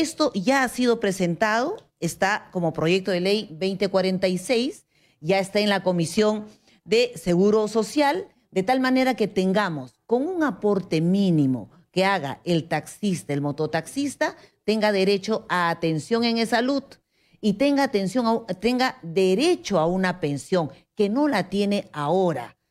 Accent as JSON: {"language": "Spanish", "town": "Huancayo", "region": "Junín", "country": "Peru", "moved": "yes", "lives_now": "Lima, Peru", "said": "Bailamos guailas porque venimos desde Huancayo"}